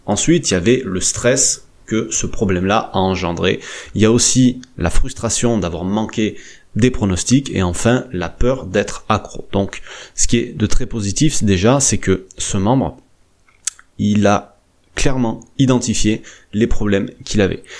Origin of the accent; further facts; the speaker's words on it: France; chez nous en France